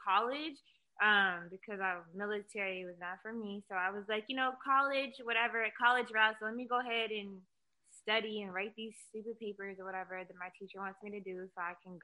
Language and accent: English; Bremerton, Washington, United States; moved away; No disrespect to Bremerton, because that's where I came from